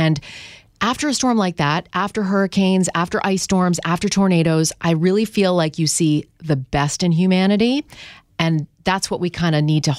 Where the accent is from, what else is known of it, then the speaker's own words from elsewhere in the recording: Canada; now in New York, United States; I grew up in Canada.